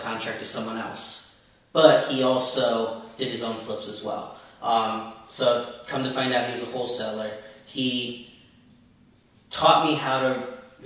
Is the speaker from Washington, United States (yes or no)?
no; Belleville, New Jersey, United States; Belleville, my hometown